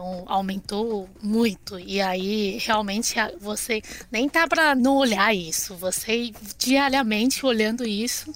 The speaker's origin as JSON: {"language": "Portuguese", "country": "China", "second_language": "Portuguese", "moved": "yes", "lives_now": "Brazil", "said": "eu sou chinesa da China mesmo"}